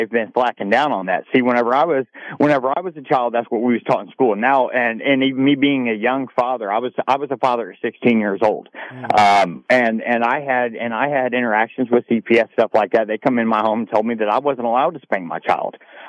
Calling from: Tennessee, United States; I'm here from East Tennessee, and I caught the tail end of what you're talking about as far as the guns and the firearms and stuff like that.

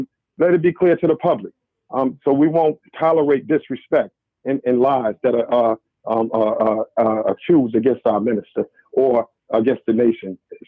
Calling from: Beacon, New York, United States; Salam alaikum, sir.

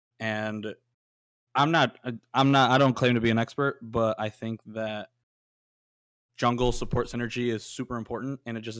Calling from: Chicago, Illinois, United States

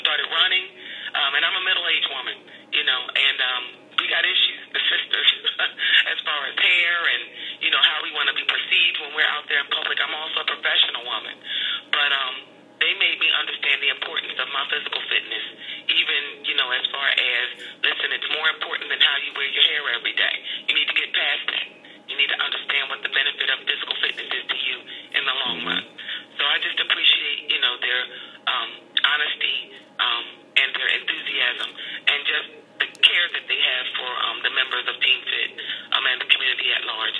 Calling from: Elkins Park, Pennsylvania, United States; I'm calling from Elkins Park.

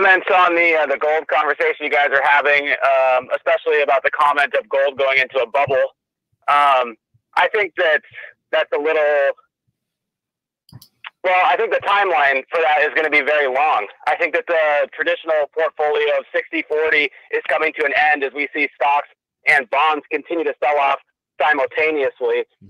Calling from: Vancouver, Washington, United States; from Vancouver, Washington.

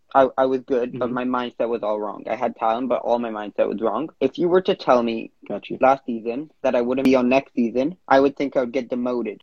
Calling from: Vancouver, British Columbia, Canada; I'm calling in from Vancouver, Canada

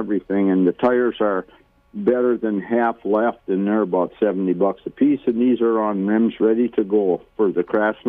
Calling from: Minnesota, United States; I'm just west of Buffalo, 8 miles or so.

